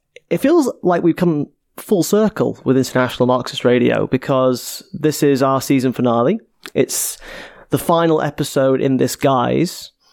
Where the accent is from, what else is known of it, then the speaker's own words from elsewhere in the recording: Cardiff, Wales, United Kingdom; where I grew up in Cardiff, in a working class area called Ely.